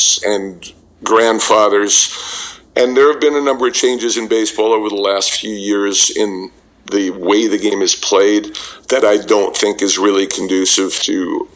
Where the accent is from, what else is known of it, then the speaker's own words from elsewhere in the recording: New York City, New York, United States; I grew up in Brooklyn, and we played stickball in the schoolyard